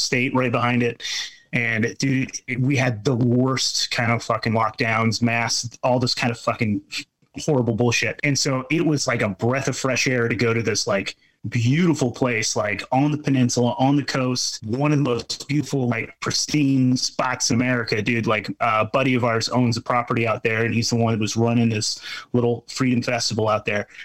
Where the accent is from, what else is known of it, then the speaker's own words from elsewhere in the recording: Pacific Northwest, United States; in between Oregon and Washington. That's where we're from, Pacific Northwest.